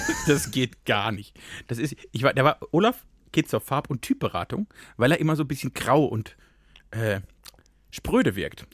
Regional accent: Germany; moved away; ich komme ja fast aus Frankreich

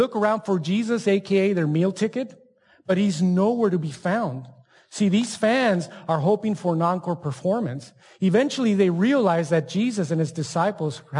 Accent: El Paso, Texas, United States; also born or lived in Ciudad Juárez, Mexico; I grew up in Juarez and then El Paso

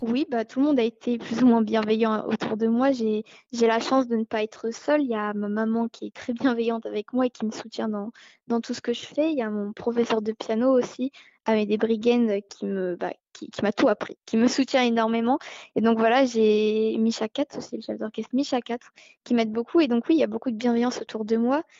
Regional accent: Monaco; je suis monégasque

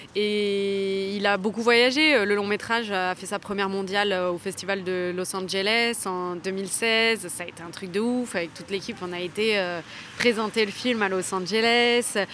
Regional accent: Toulouse, Occitania, France; je suis originaire de Toulouse

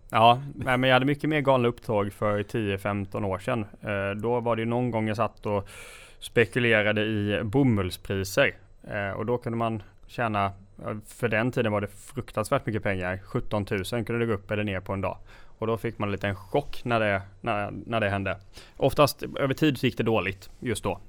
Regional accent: Gnosjö, Jönköping County, Sweden; Så jag kommer ifrån Gnosjötrakterna

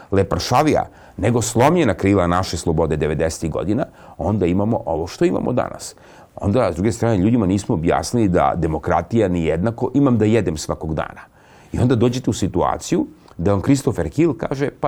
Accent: Serbia; Kroz našu istoriju kao Srbi mi smo dostizali ogromne neslučajne vesine.

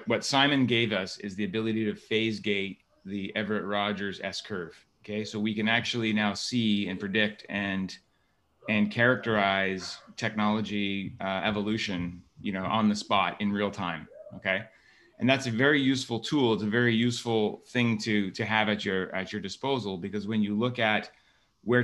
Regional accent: Waterloo, Ontario, Canada; I was born and raised in Waterloo, Ontario, Canada

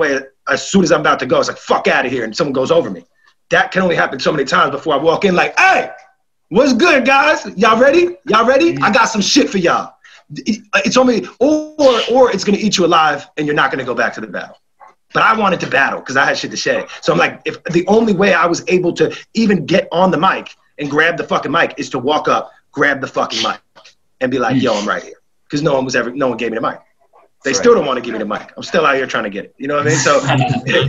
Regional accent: New York, United States; I'm from New York

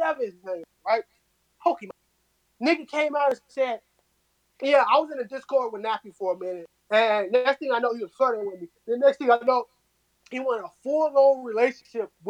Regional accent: Chicago, Illinois, United States; moved away; I'm from Chicago

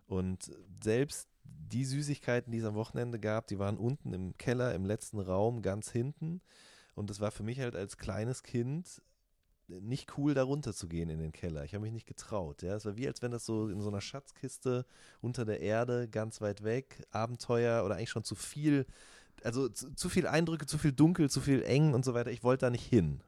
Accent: Ruhr area, North Rhine-Westphalia, Germany; ich komme aus dem Ruhrgebiet

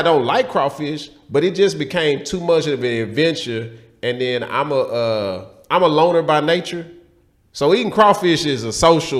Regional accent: Houston, Texas, United States; I'm from Houston.

